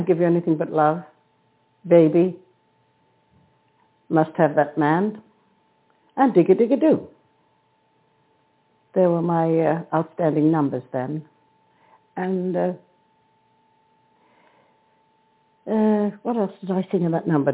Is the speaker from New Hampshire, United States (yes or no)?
no; New York City, New York, United States; moved away as an adult; also born or lived in Paris; now in London, United Kingdom; As a Brooklyn girl, I'm British by marriage, which you know, and I've been in London since 1938